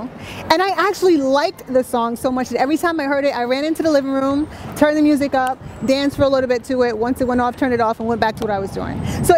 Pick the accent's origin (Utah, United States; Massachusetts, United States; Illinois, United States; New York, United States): New York, United States; New York City; also born or lived in Barbados (parents' origin); I'm from Jamaica, Queens.